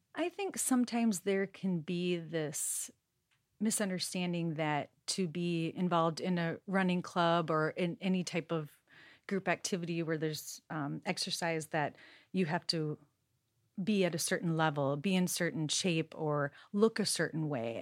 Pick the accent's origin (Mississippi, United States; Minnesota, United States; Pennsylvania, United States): Minnesota, United States; moved away; I grew up in Minnesota